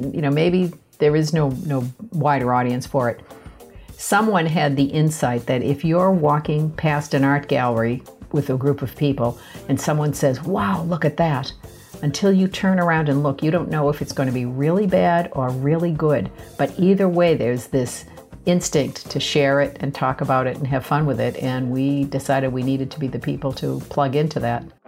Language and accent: English; Boston, Massachusetts, United States; I grew up in Boston, uh, less than a mile from the Museum of Fine Arts